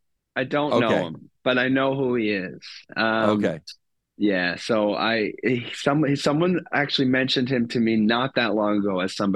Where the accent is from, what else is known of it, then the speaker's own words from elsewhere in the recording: Nova Scotia, Canada; moved away; growing up in Nova Scotia